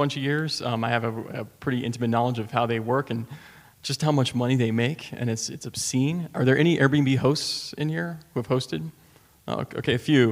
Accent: Washington, District of Columbia, United States; my hometown of D.C.

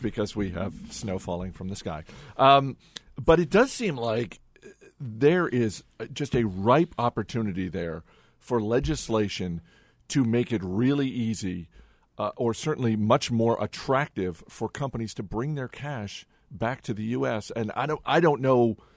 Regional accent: Maine, United States; I grew up in Maine

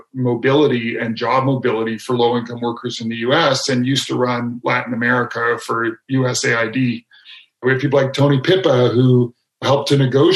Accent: Canada; my home country of Canada

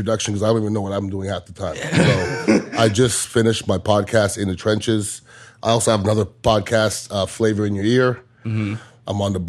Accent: Montreal, Quebec, Canada; now in Tampa, United States; Yeah, I'm originally from Montreal, mm-hmm. Canada, but I've been here since 1990. So I've been in Tampa longer than I was in Montreal. So I mean, this is my hometown now.

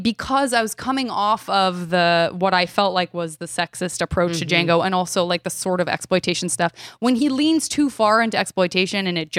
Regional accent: Arizona, United States; Well, I'm from Arizona.

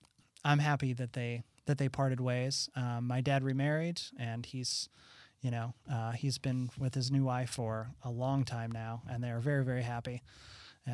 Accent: Illinois, United States; Southern Illinois.

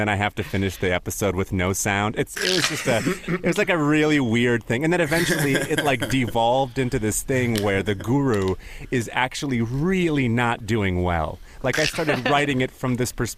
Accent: Minnesota, United States; born or raised there; also born or lived in Ukraine

